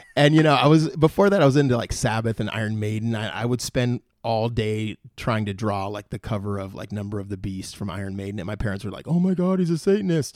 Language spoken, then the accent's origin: English; Moorpark, California, United States; also born or lived in San Fernando Valley, California; I grew up, like, my teen years, I guess, was in Moore Park.